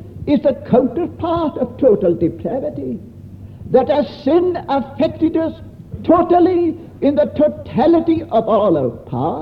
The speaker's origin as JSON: {"language": "English", "region": "Scotland", "country": "United Kingdom", "said": "I come from Scotland"}